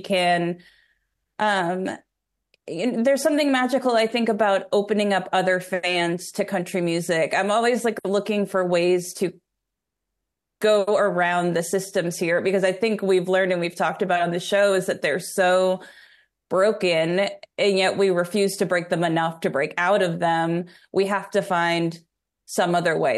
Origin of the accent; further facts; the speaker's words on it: New York, United States; now in Nashville, United States; I'm from New York